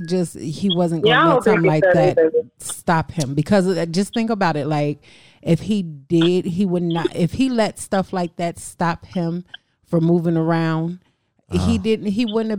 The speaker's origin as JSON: {"language": "English", "town": "Madison", "region": "Wisconsin", "country": "United States", "said": "I am from Madison, Wisconsin"}